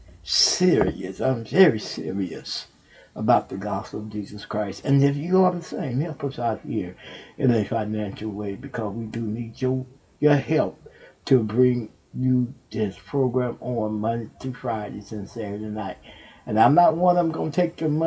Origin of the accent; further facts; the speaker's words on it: Texas, United States; Houston, Texas. That's my home state.